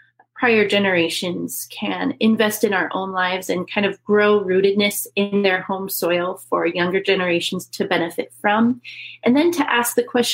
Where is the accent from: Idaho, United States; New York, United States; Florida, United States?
Idaho, United States; Fruitland; moved away as an adult; now in Northern Virginia, United States; I grew up in Idaho, in the town of Fruitland, actually, which is right next to Emmett